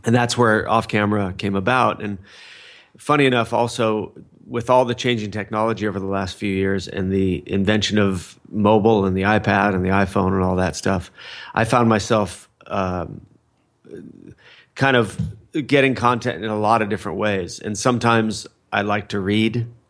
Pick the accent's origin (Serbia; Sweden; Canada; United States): United States; Fullerton, California; I grew up in Fullerton, California